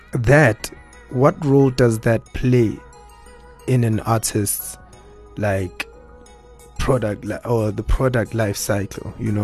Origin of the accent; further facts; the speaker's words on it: Nkandla, KwaZulu-Natal, South Africa; So I'm from Ezlaleni, Nkandla, you know.